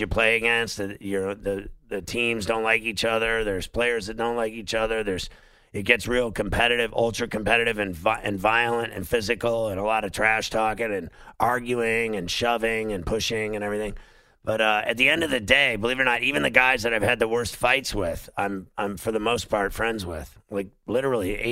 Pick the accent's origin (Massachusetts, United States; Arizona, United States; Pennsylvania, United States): Pennsylvania, United States; Pittsburgh; I grew up in Pittsburgh